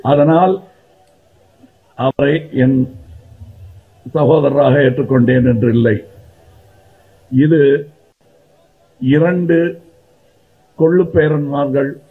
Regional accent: India; I'm here as an Indian.

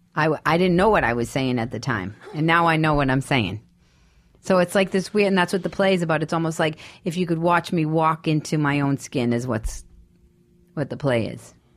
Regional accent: Boston, Massachusetts, United States; moved away as an adult; I'm from Boston.

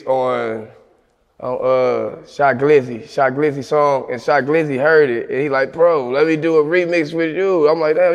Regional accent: East Cleveland, Ohio, United States; also born or lived in Kentucky; Growing up in East Cleveland is rough.

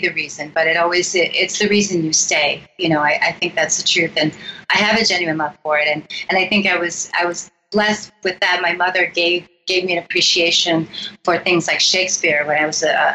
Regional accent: Romeo, Michigan, United States; also born or lived in Rochester, Michigan; I was born in Rochester, and I actually grew up in Romeo, which is just outside of Rochester on a farm

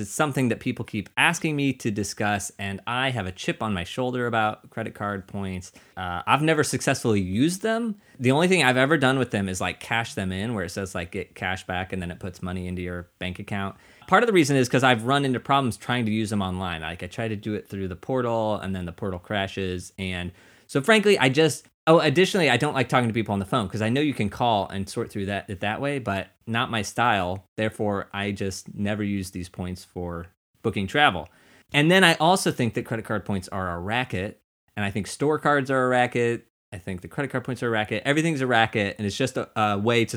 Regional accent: Missouri, United States; we're from Missouri. There's a lake there

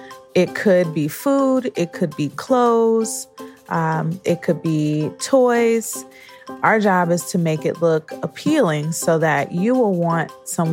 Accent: Detroit, Michigan, United States; also born or lived in New York; now in Boston, United States; I'm from Detroit, Michigan. I'm a New York native before coming to Boston.

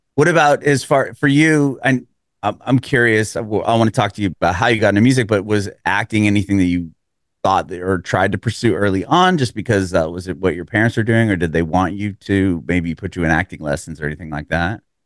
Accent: San Diego, California, United States; moved away as an adult; now in Nashville, United States; I'm originally from San Diego, and, uh, my family and I moved here a little over three years ago

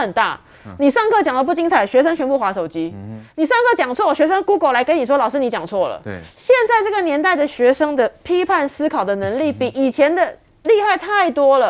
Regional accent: Taiwan; 我小时候不知道台湾有长滨文化啊

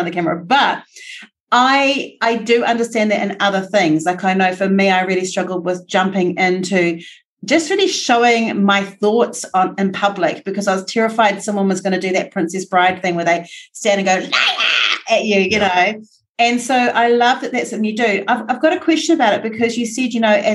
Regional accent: New Zealand; as a New Zealander

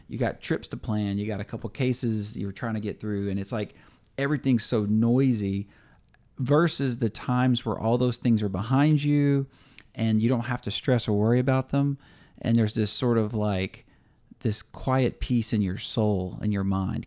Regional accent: Louisiana, United States; we're from Louisiana, L S U fans

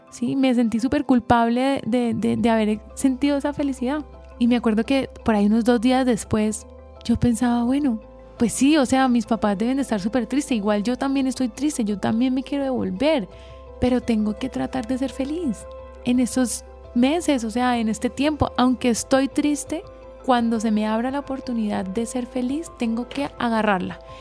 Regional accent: Colombia; somos colombianos

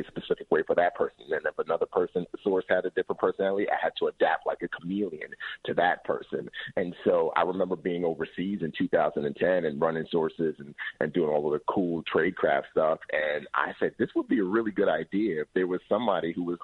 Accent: New York City, New York, United States; moved away as an adult; also born or lived in Nigeria; I grew up in the Bronx, so I was a product of my environment

